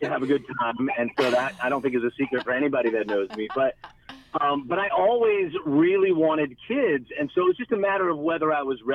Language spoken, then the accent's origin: English; Raleigh, North Carolina, United States; moved away as an adult; also born or lived in Asheville, North Carolina; now in Tampa, United States; I'm from Raleigh originally, so North Carolina is home for me